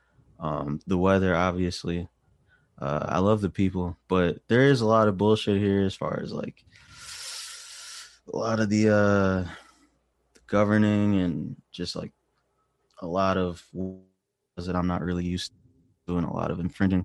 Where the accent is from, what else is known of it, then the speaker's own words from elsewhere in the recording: Wisconsin, United States; moved away as an adult; now in Los Angeles, United States; Wisconsin is where I'm from, Midwest. Grew up there.